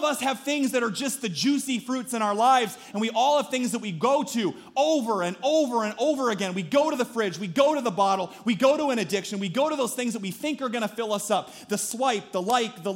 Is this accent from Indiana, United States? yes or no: no; Story City, Iowa, United States; growing up in Story City